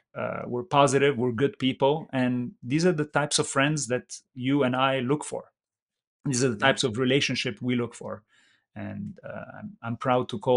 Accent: Lebanon; also born or lived in Middle East / San Jose, California; now in California, United States; Lebanon, which happened to be my home country

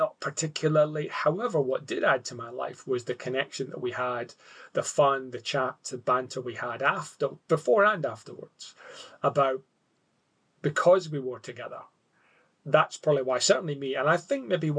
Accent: Scotland, United Kingdom; now in Australia; being a Scot

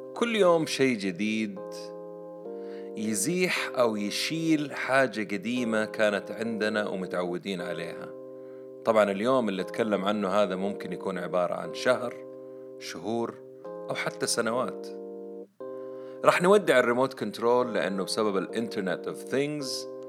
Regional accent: Saudi Arabia; إحنا عندنا في السعودية

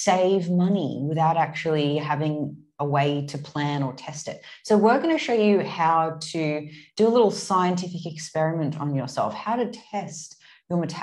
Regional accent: Sydney, New South Wales, Australia; moved away as an adult; also born or lived in Gold Coast, Australia; now in Istanbul, Turkey; I grew up in Sydney, but spent the last 5 or 6 years on the Gold Coast

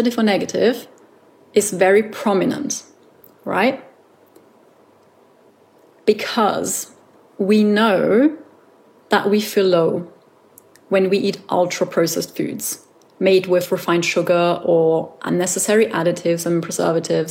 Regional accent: Austria; I come from Austria and sauerkraut is a staple in Austrian cuisine, but I never really ate a lot of it.

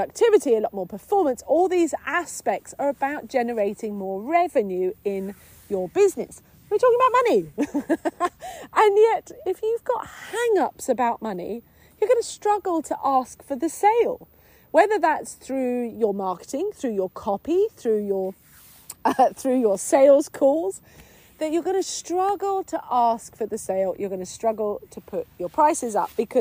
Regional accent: England, United Kingdom; being a English woman, being English

